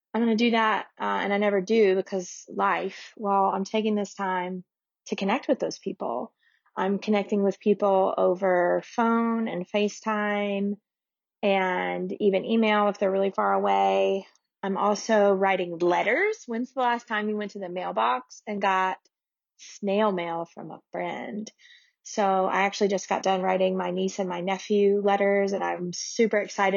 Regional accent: Memphis, Tennessee, United States; I'm from Memphis, Tennessee

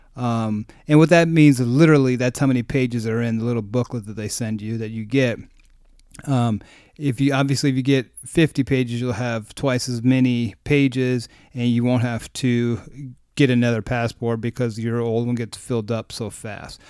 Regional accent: United States; as an American

